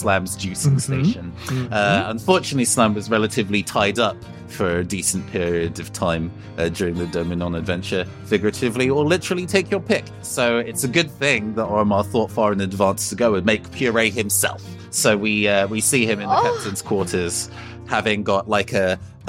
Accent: United Kingdom

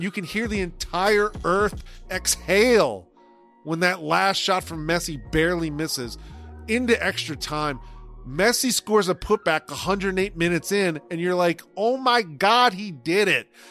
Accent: United States; as an American

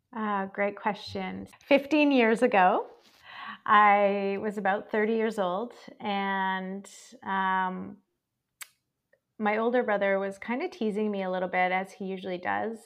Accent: Calgary, Alberta, Canada; now in Victoria, Canada; I was not raised here. I was raised in Calgary, Alberta, which is one province over.

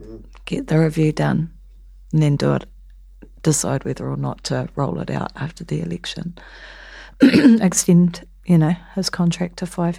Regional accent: Waiheke Island, Auckland, New Zealand; like where I grew up on Waiheke

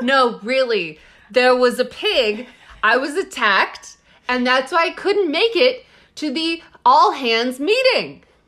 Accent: Texas, United States; I'm from Texas

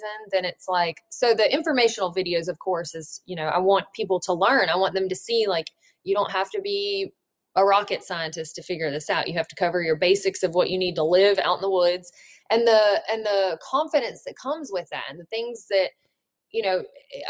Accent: Alabama, United States; also born or lived in Colorado; I should have spent more time in my home state

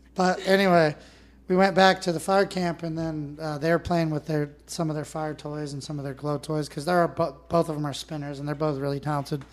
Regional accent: Northern California, United States; I grew up in Northern California. I grew up in pristine lakes

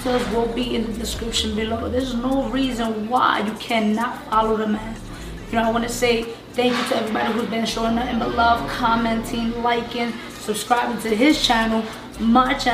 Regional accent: New York City, New York, United States; I'm from the Bronx, Latina, from the Bronx

